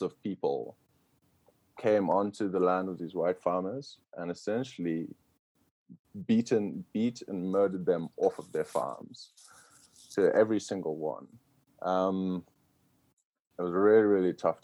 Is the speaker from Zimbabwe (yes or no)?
yes; Zimbabwe; moved away as an adult; now in United States; we were lucky to grow up in Zimbabwe